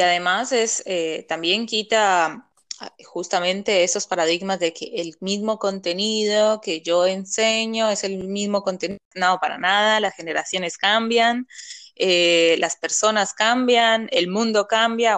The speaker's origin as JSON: {"language": "Spanish", "country": "Colombia", "said": "Yo que soy colombiana"}